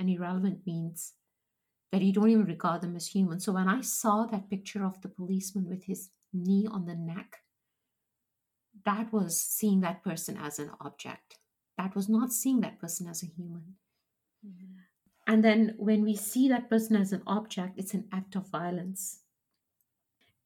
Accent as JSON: {"language": "English", "country": "Kenya", "tie": "born or raised there", "said": "growing up in Kenya, we had people, African people who worked for us and worked for my dad in the business"}